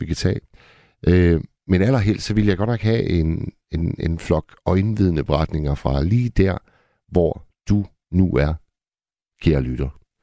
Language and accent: Danish; Hirtshals, North Denmark Region, Denmark; oppe i Hirtshals, hvor jeg kommer fra